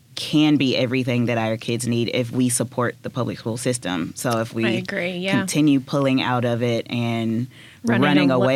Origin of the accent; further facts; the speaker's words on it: West Memphis, Arkansas, United States; I'm from West Memphis